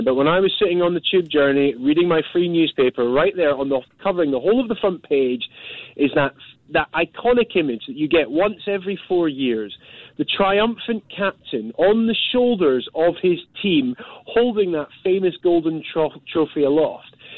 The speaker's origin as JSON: {"language": "English", "region": "Scotland", "country": "United Kingdom", "moved": "yes", "lives_now": "London, United Kingdom", "said": "as a Scotsman"}